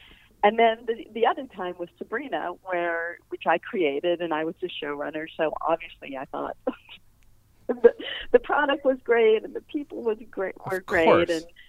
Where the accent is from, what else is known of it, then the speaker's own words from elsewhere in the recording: East Coast, United States; I think, again, growing up on the East Coast, I didn't even know people wrote for TV.